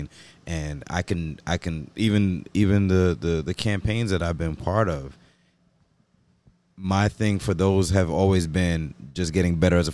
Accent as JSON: {"language": "English", "country": "Jamaica", "said": "I'm also Jamaican"}